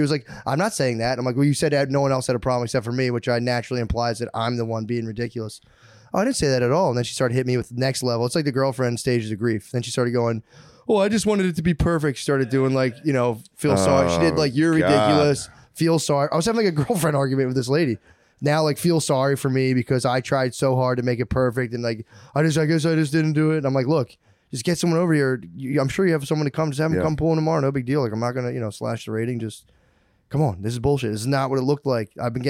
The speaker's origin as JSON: {"language": "English", "region": "Pennsylvania", "country": "United States", "lives_now": "New York, United States", "said": "I came from Pennsylvania. Custom. Now I'm in New York, and you guys have totally different custom around walled gardens and weeds."}